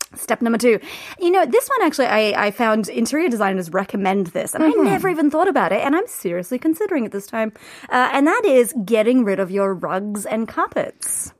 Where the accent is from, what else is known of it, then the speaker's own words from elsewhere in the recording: Australia; moved away as an adult; also born or lived in London; now in South Korea; being Australian